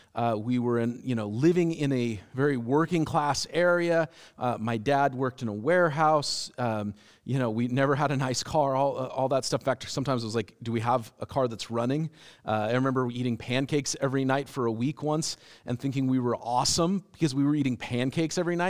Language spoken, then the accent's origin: English; United States; as American Christians